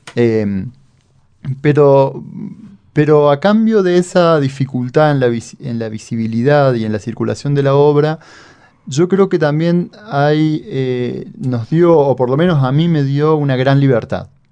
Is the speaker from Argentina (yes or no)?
yes; town near Río Cuarto, southern Córdoba, Argentina; accent: cordobés (tonada cordobesa, softer southern Córdoba); una ciudad muy cercana al pueblo donde yo nací, donde viví, donde vive mi familia